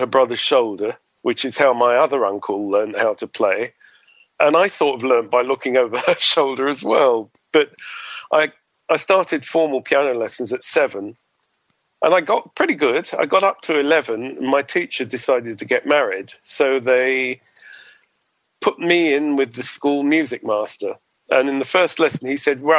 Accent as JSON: {"language": "English", "town": "Edgware", "region": "London", "country": "United Kingdom", "tie": "born or raised there", "said": "I grew up in North London, in Edgware."}